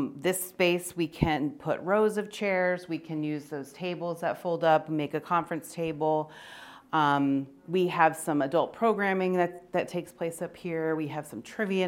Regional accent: Macungie, Pennsylvania, United States; moved away as an adult; also born or lived in Pottstown, Pennsylvania; now in Upper Pottsgrove, United States; I didn't grow up here. I grew up in Macungie

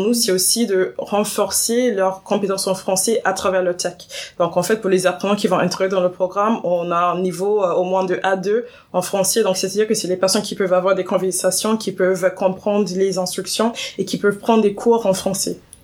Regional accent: Washington, District of Columbia, United States; French is a second language; moved away as an adult; now in Paris, France; j'ai grandi à Washington, D.C.

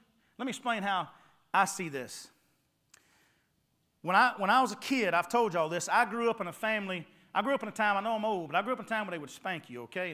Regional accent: Ware Shoals, South Carolina, United States; also born or lived in Jacksonville, North Carolina; Grew up in Wareshoals area

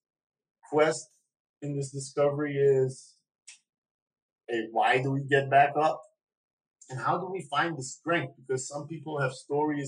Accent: Netherlands; also born or lived in Iran; I grew up in Holland from the age of 6.

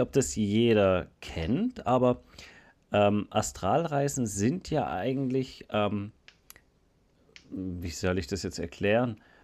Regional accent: Germany; bei uns in Deutschland

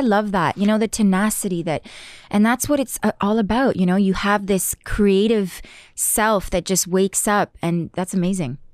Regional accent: Ottawa, Ontario, Canada; moved away as an adult; now in Toronto, Canada; I had just come to Toronto 'cause I'm originally from Ottawa.

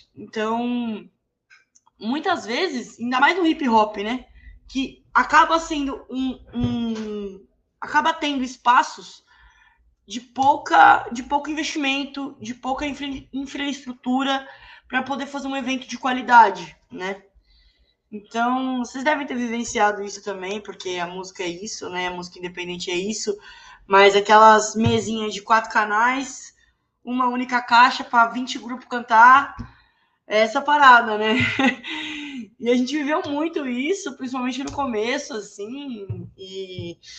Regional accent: São Paulo, Brazil; sou de São Paulo, capital

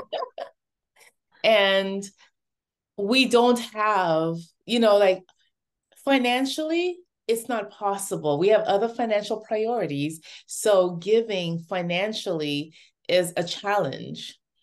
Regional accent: Dominica; moved away; also born or lived in Toronto; before moving to Toronto, I grew up in Dominica, in a little village

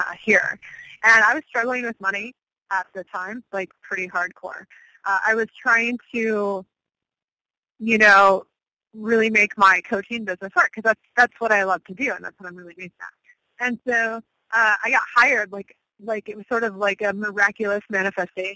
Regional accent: Midwest, United States; moved away as an adult; also born or lived in California; now in Hawaii, United States; I'm originally from the Midwest. So a far cry from where I spent the first 33 years of my life.

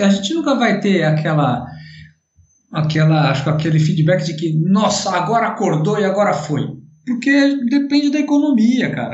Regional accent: Brazil; como brasileiros

